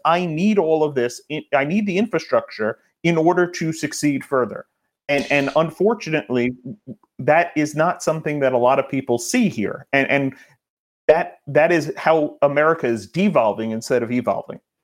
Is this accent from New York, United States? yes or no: yes; New York, United States; I'm a New Yorker